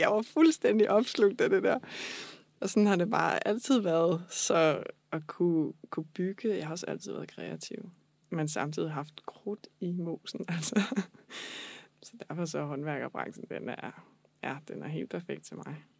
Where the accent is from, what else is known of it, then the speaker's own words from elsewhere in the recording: Falster, Zealand, Denmark; also born or lived in Copenhagen; jeg er oprindeligt fra Falster